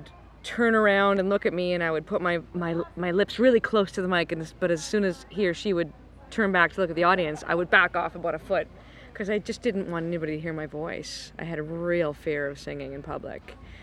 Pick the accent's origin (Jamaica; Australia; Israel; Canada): Canada; Cape Breton, Nova Scotia; now in Toronto, Canada; I grew up in Cape Breton, and I straight up listened to traditional Scottish and Irish fiddle until I was about 17.